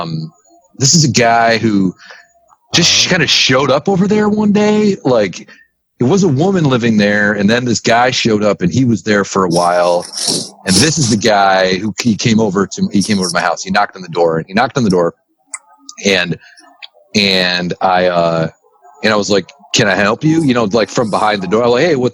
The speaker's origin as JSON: {"language": "English", "town": "St. Clair", "region": "Michigan", "country": "United States", "said": "I'm from St. Clair"}